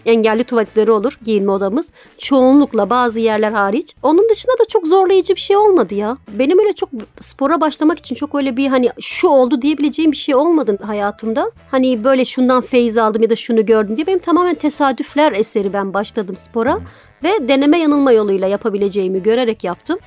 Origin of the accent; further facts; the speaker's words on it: Diyarbakır, Diyarbakır Province, Turkey; also born or lived in Mardin; now in Istanbul, Turkey; Diyarbakır'da ben çocukluğum geçti.